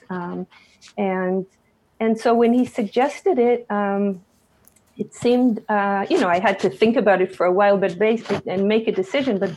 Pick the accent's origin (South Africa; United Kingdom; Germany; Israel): Israel; Jerusalem, Jerusalem District; also born or lived in United States; I grew up in Jerusalem. Um, I was born in the United States, but when I was very young, uh, my parents uh, moved to Israel. My mother returned. She, she grew up here, and my father immigrated uh, to Israel. Um, so I grew up here